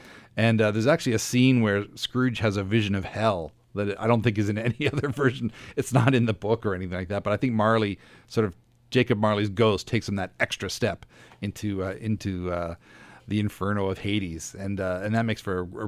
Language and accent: English; Dartmouth, Nova Scotia, Canada; also born or lived in Halifax / Calgary; I was born here in Halifax, grew up in Dartmouth. We moved to Calgary for a little bit and then moved back in the mid 70s.